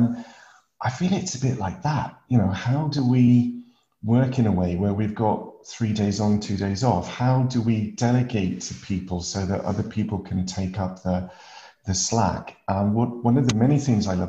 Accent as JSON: {"language": "English", "area": "Lake District", "region": "North West England", "country": "United Kingdom", "tie": "born or raised there", "said": "as a kid growing up in the Lake District, climbing hills"}